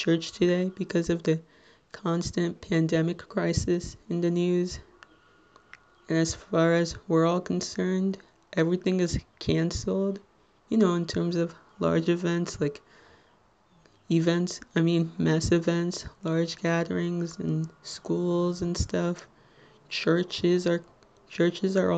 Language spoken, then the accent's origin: English; Little Ferry, New Jersey, United States; I'm from Little Ferry, New Jersey, which, if you're not familiar with, it's in Bergen County, the neighboring town between Hackensack and Teaneck